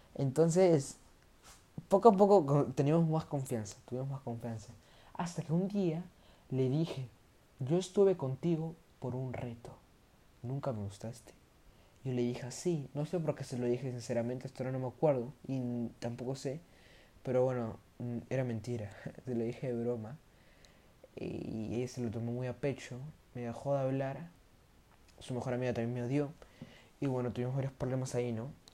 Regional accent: Peru; entré a un colegio que se llama Pamer, que queda acá en mi, en mi país, que es Perú

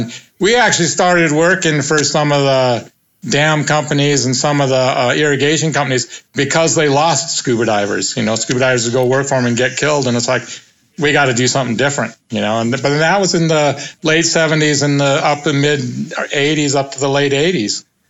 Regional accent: Moscow, Idaho, United States; born there; I'm not, no. No, I was born in Moscow, Idaho. No, I'm American.

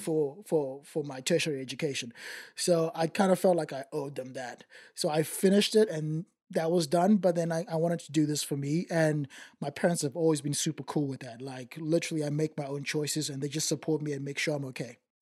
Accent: Zimbabwe; accent: white Zimbabwean; now in Australia; I grew up in Zim, in Zimbabwe

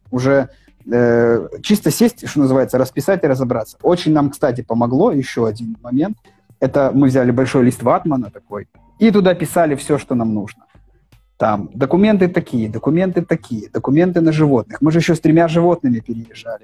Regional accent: Pinsk, Brest Region, Belarus; moved away as an adult; also born or lived in Minsk, Belarus; now in Alanya, Turkey; Я на некоторое время переехал в Пинск. Но между Минском и Аланией у меня была неделя в Пинске. Мой родной город

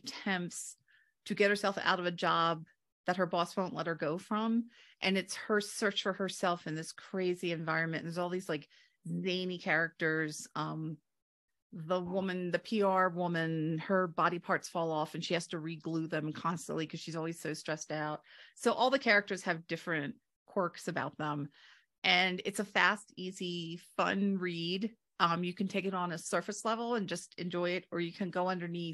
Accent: Delaware, United States; also born or lived in London; I grew up in Delaware

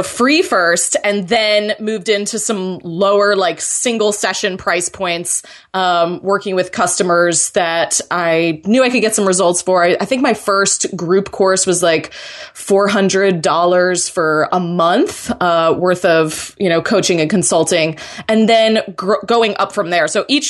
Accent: Florida, United States; I'm originally from Florida, and then my brother and his wife moved down here in December

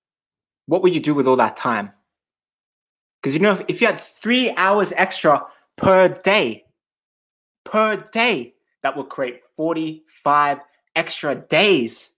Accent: Australia; also born or lived in Switzerland; now in London, United Kingdom; I'm originally from Australia.

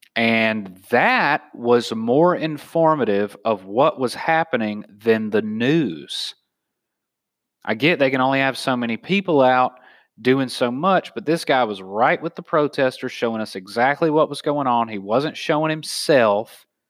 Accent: the South, United States; now in San Diego, United States; I'm from the South

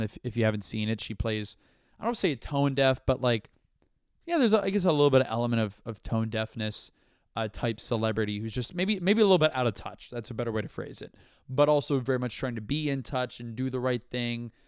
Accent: Brandon, Florida, United States; now in New York, United States; I'm from Brandon, Florida

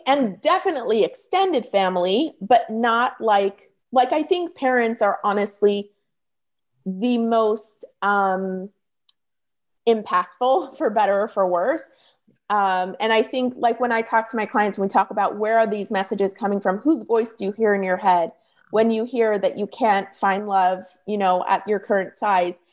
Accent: Toronto, Ontario, Canada; moved away as an adult; now in California, United States; when I was moving from Toronto, where I'm from, to California

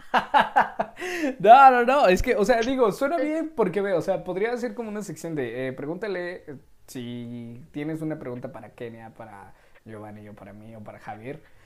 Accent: Mexico; somos puro mexa

